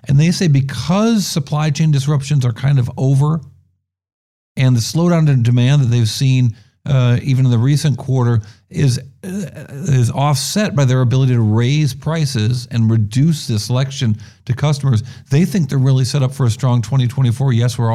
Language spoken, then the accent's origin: English; New York, United States; also born or lived in Benton Harbor, Michigan; now in San Francisco, United States; I grew up in New York